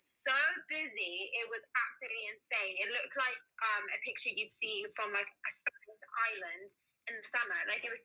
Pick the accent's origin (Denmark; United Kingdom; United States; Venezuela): United Kingdom; accent: British; we have British accents